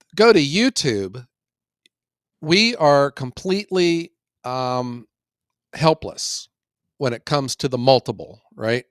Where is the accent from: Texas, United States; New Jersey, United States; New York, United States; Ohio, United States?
Ohio, United States; I'm from Ohio